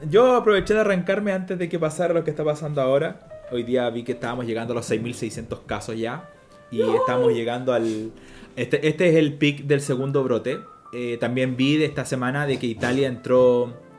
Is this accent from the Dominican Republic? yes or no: no; Chile; also born or lived in Paraguay; nosotros como país